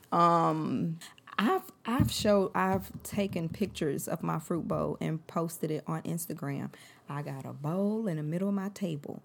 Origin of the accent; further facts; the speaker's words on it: St. Louis, Missouri, United States; I'm from Saint Louis.